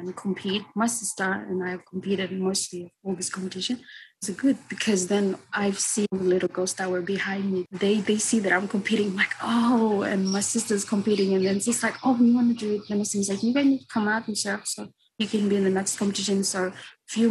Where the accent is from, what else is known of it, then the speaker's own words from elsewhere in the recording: Vanuatu; I was surfing when I was growing up because I live around the coastal area